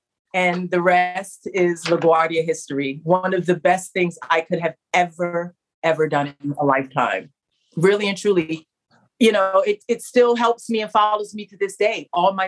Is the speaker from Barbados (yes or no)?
yes; Barbados; I don't speak Spanish. My background is, I'm from Barbados. My dad's from Trinidad.